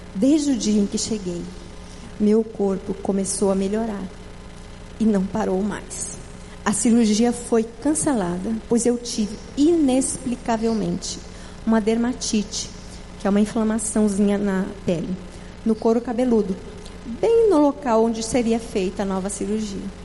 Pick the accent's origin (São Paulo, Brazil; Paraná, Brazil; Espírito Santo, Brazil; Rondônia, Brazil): Paraná, Brazil; now in Fortaleza, Brazil; eu sou do Paraná